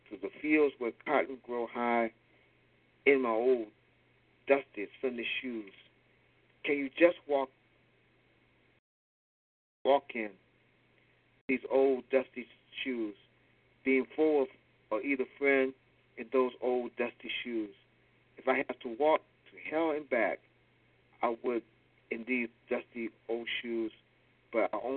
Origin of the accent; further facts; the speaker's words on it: Baltimore, Maryland, United States; as a little kid growing up in Baltimore